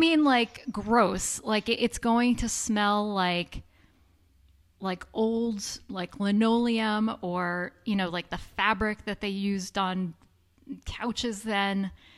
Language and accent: English; New York, United States; moved away; I grew up in New York